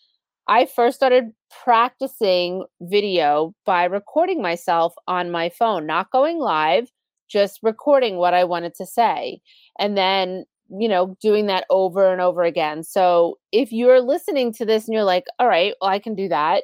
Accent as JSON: {"language": "English", "area": "Long Island", "region": "New York", "country": "United States", "accent": "Long Island", "said": "my Long Island accent"}